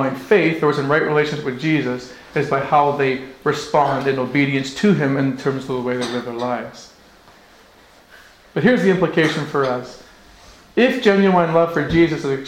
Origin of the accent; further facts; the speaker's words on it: Northwest Territories, Canada; now in Okotoks, Canada; I grew up in the Northwest Territories. My family's from Scotland